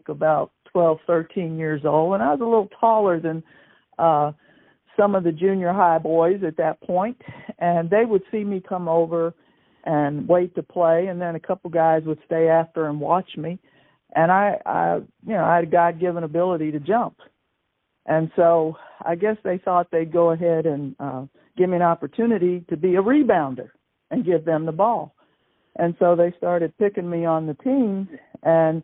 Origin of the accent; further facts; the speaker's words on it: Newport, Kentucky, United States; I grew up in Newport, Kentucky, in the projects